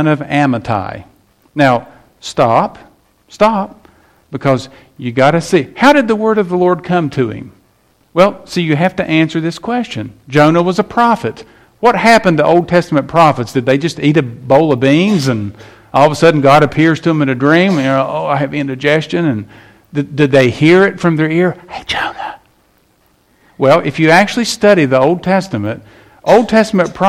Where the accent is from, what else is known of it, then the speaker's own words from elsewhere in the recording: West Virginia, United States; I'm from West Virginia